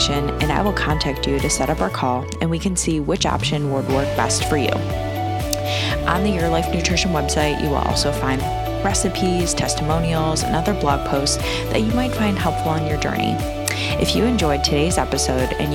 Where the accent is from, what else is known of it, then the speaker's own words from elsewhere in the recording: Cleveland, Ohio, United States; I'm born and raised in Cleveland, Ohio